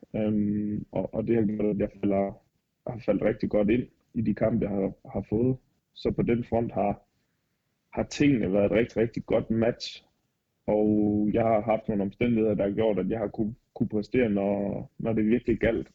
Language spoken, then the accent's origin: Danish; Denmark; moved away as an adult; now in Regensburg, Germany; hjemme i Danmark